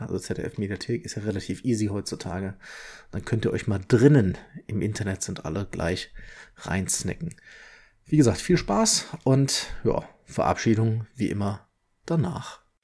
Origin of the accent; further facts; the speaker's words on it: Leverkusen, North Rhine-Westphalia, Germany; now in Ingolstadt, Germany; Ich bin ja gebürtiger Leverkusener